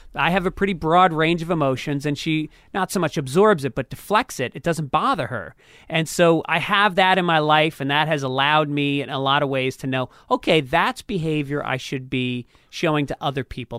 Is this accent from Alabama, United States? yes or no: no; New York, United States; moved away; as a New Yorker